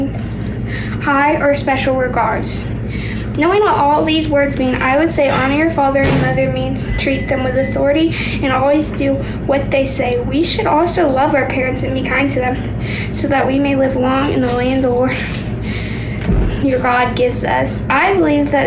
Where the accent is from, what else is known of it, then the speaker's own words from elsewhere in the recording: Orange, Texas, United States; I'm from Orange, Texas. I'm 10